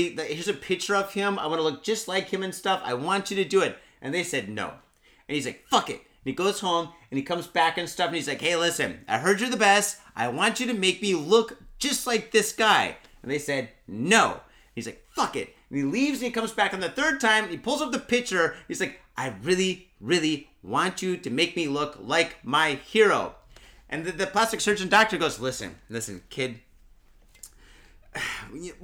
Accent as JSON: {"language": "English", "region": "Midwest", "country": "United States", "tie": "born or raised there", "said": "I grew up in the Midwest"}